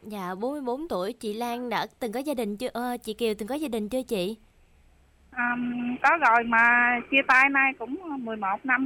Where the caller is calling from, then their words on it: Ben Tre, Vietnam; ở ờ, thành phố Bến Tre nè